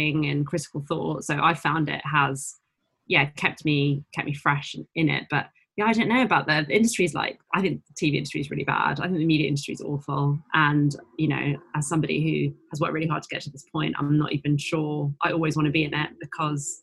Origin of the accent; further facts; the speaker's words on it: London, United Kingdom; I grew up in North London in Enfield